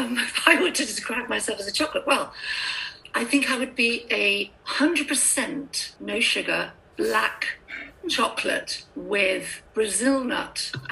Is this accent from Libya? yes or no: yes; Tripoli District, Libya; also born or lived in Gambia; I was born in Gambia, West Africa, and I was raised mostly in Libya, near Tripoli.